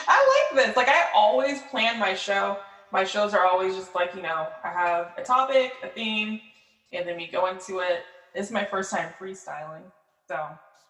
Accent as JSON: {"language": "English", "area": "Polk County", "region": "Florida", "country": "United States", "said": "going from Polk County, Florida, the 863."}